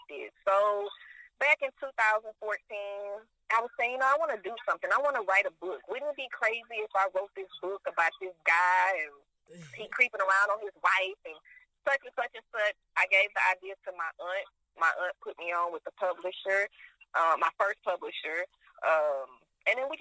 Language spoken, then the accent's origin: English; Houston, Texas, United States; I am from Houston, Texas, aka H-Town.